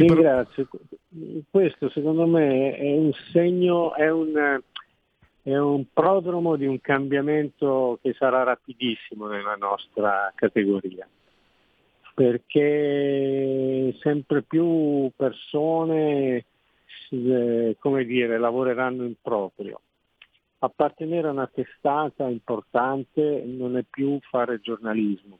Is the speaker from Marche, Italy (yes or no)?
no; Genoa, Liguria, Italy; io sono genovese, quindi la città la conosco